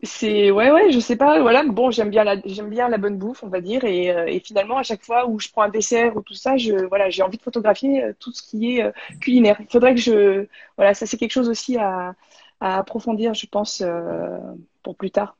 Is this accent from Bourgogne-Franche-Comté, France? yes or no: yes; Beaune, Bourgogne-Franche-Comté, France; moved away as an adult; also born or lived in Besançon / Paris; now in Montpellier, France; je suis de Bourgogne, de Beaune.